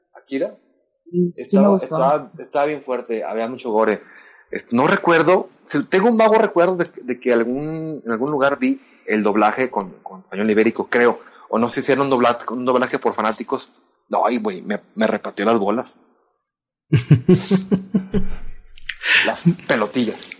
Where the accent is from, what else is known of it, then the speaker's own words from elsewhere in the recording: Monterrey, Nuevo León, Mexico; accent: norteño, Monterrey accent; yo hablo como norteño